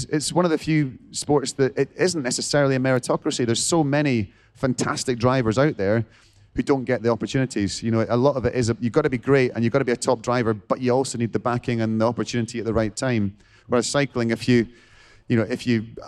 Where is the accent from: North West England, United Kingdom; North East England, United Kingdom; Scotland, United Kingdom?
Scotland, United Kingdom; I'm a Scot